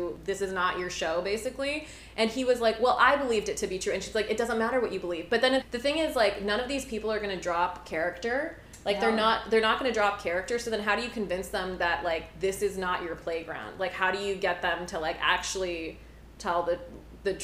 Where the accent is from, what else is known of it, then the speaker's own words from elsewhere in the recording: Utah, United States; I grew up in Utah.